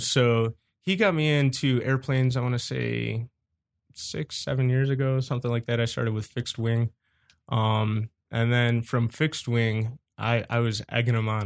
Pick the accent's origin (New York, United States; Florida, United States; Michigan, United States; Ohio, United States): Ohio, United States; Cleveland; I was born and raised in Cleveland, Ohio.